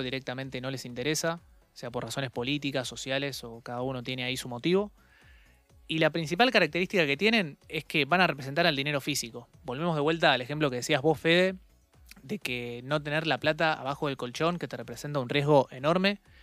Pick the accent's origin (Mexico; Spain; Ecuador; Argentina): Argentina; nosotros en la Argentina